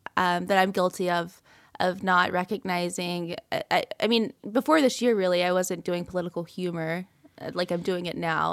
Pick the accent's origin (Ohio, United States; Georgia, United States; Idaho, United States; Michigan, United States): Georgia, United States; Ellaville; also born or lived in Atlanta, Georgia; I'm from South Georgia, so I grew up in Elleville, Georgia